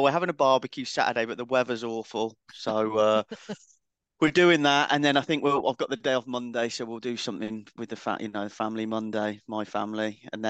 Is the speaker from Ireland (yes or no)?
no; United Kingdom; So, but we'll barbecue in the rain. We're British. That's what we do.